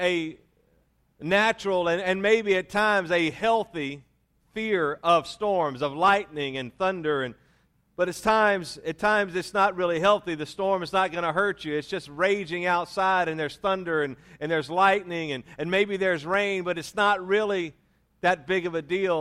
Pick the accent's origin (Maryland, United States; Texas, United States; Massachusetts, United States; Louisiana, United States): Louisiana, United States; also born or lived in Mississippi; I was raised in Louisiana, born in Mississippi, but raised in Louisiana.